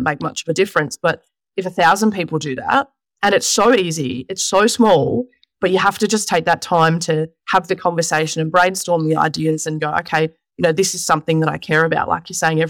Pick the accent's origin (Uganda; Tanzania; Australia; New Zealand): Australia; Mount Evelyn, Victoria; Just in Mount Evelyn here in Victoria